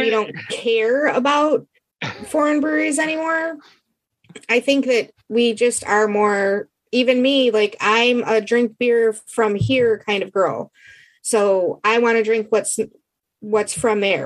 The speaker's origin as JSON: {"language": "English", "region": "Michigan", "country": "United States", "said": "I'm from Michigan."}